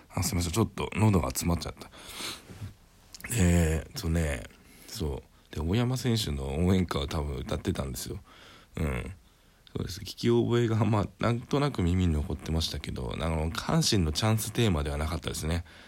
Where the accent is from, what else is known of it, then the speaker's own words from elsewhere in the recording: Greater Tokyo Area, Japan; 僕の地元は結構そういう公園があってですね割と都心部にある都心部っつうかまあ 首都圏にある割にはあるんですよね